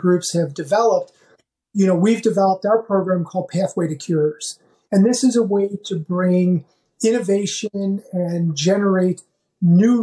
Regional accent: Chicago, Illinois, United States; my hometown, Chicago

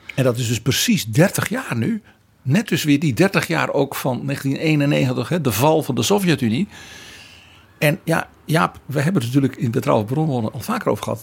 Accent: Netherlands

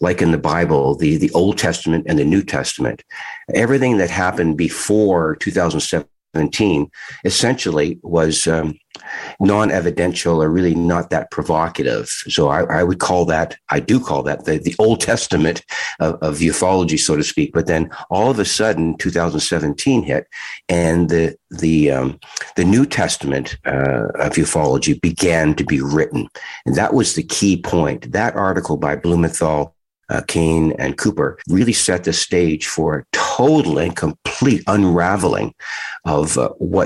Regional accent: Toronto, Ontario, Canada; We had our own rink out in the back of our home in Toronto

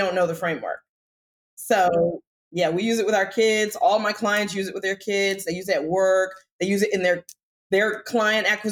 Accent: United States; also born or lived in Washington, D.C. / North Carolina; I'm African American

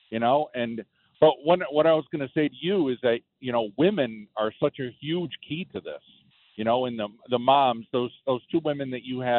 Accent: Syracuse, New York, United States; I'm from the Syracuse area

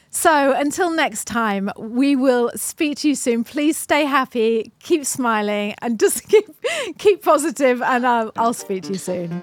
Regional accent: United Kingdom; British people, or me anyway

